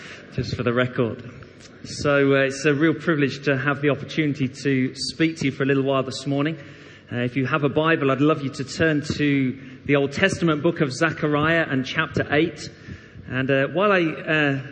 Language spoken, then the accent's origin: English; Derby, East Midlands, United Kingdom; moved away as an adult; also born or lived in Leytonstone, London; now in Coventry, United Kingdom; I actually spent my teenage years growing up in Derby, a wonderful place